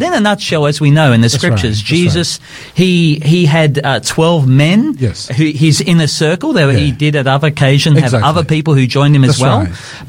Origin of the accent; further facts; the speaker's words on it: Brisbane, Queensland, Australia; Yes, I came from Brisbane.